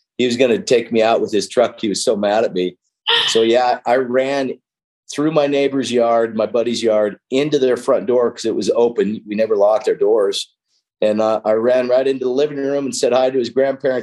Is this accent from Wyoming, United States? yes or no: yes; Wyoming, United States; also born or lived in California; I grew up in Wyoming. You know, after I lived with my dad a year or two, I was getting in too much trouble in California. And so he moved to Wyoming in a little small town